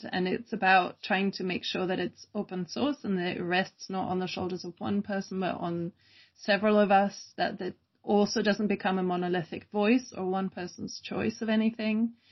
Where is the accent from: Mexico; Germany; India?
Germany; I grew up in Germany, uh, which, you know, my accent, also I want to explain my accent will wave freely between Germany, Britain, and then living with an American.